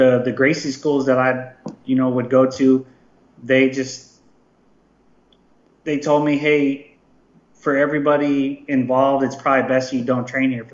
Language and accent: English; Palm Springs, California, United States; I'm from Palm Springs.